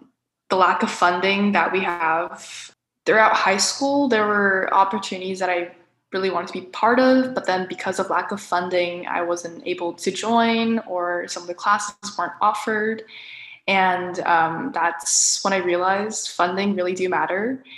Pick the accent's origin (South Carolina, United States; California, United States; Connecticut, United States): California, United States; Orange County; I'm from Orange County.